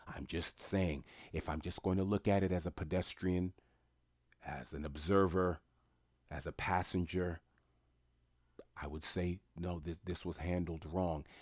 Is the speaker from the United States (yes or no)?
yes; New York City, New York, United States; I'm from New York City